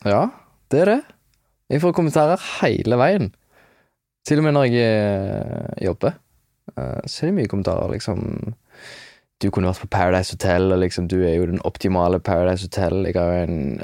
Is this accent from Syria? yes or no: no; London, United Kingdom; also born or lived in Hjelmeland, Norway; jeg vokste opp i London. Eller jeg, jeg flytta til London da jeg var fem